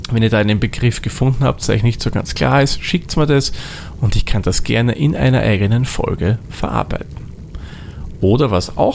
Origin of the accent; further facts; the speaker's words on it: Austria; now in Vienna, Austria; eigentlich meine Heimat ist nicht jetzt Wien, sondern ich bin gebürtig aus einer anderen Gegend von Österreich. Genauer gesagt komme ich aus dem hohen Norden Österreic